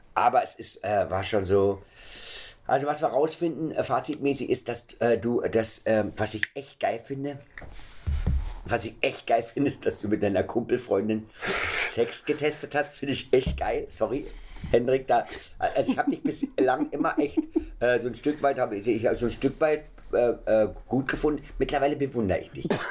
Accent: Berlin, Germany; Ich bin ja am Checkpoint Charlie groß geworden

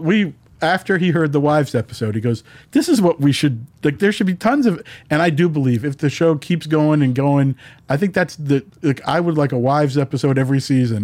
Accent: New York, United States; moved away; also born or lived in New Jersey; when I grew up in New York

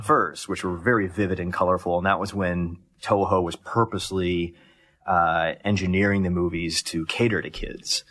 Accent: Columbus, Ohio, United States; Columbus, Ohio.

